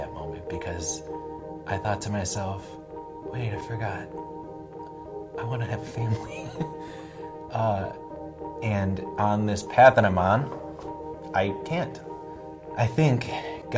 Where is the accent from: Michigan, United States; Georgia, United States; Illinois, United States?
Illinois, United States; Buffalo Grove; I grew up in Buffalo Grove, which is a northwest suburb